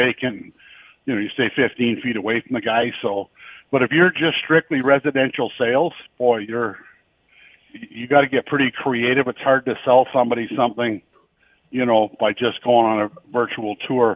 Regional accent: Lynden, Ontario, Canada; I grew up in Linden

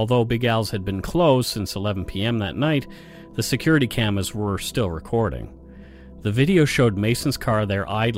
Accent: Nova Scotia, Canada; moved away; back in Nova Scotia. They had a Dooley's in my hometown for a while

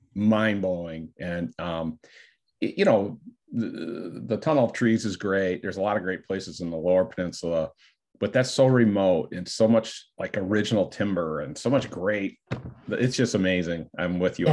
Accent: Michigan, United States; born and raised in Michigan. I lived in northern Michigan

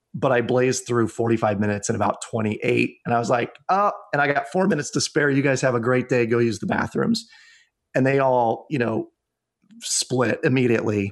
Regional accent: Iowa, United States; my home state of Iowa

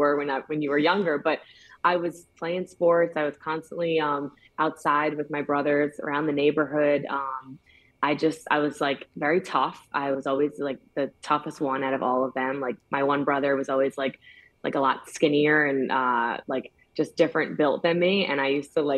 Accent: Yorktown Heights, New York, United States; I grew up in Yorktown Heights. It's in Westchester County, New York

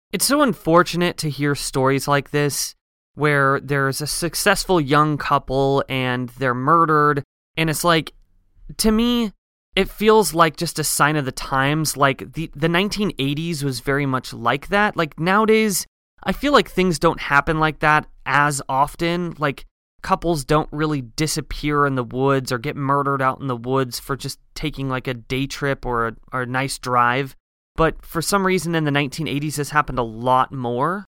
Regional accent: Pacific Northwest, United States; growing up in the Pacific Northwest, you kind of realize early on that there is a lot of vast forest.

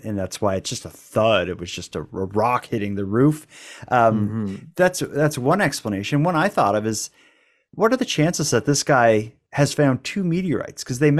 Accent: Cape Breton, Nova Scotia, Canada; I'm from Cape Breton. It's like, it's such a, where I grew up in the 80s, it was like everybody in my school celebrated Christmas and was like Catholic and stuff.

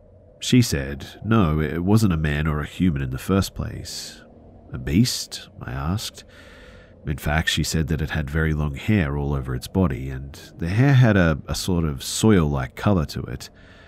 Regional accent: India; The thing is, too, is that I'm from India, of all places. Nobody ever heard of any Bigfoot in India, let alone in an urban environment.

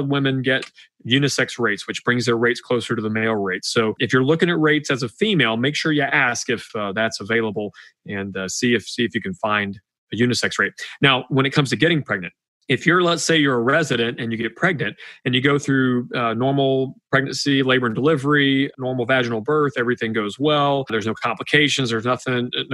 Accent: Georgia, United States; I'm from Georgia

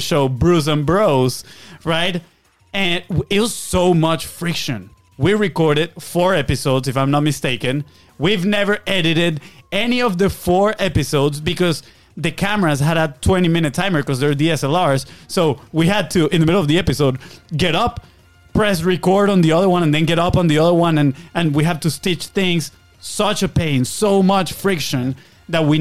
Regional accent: Venezuela; moved away; We're from Venezuela, South America

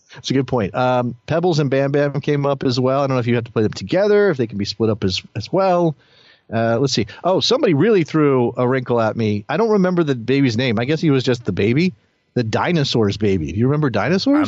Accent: United States; me as an American soccer fan

